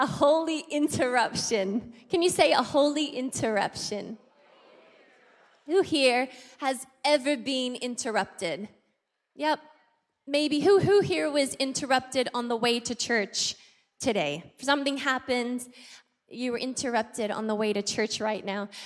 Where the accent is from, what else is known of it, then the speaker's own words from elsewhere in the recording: Australia; moved away as an adult; now in Philippines; I'm Australian, I'm not American